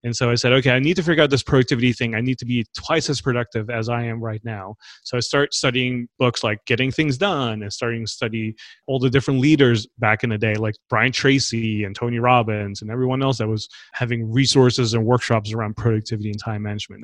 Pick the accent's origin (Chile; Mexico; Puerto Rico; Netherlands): Netherlands; moved away as an adult; also born or lived in Los Angeles; I grew up in the Netherlands